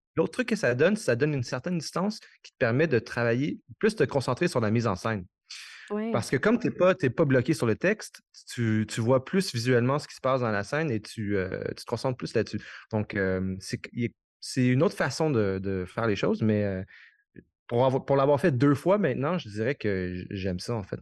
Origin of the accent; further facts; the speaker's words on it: Quebec, Canada; je suis québécois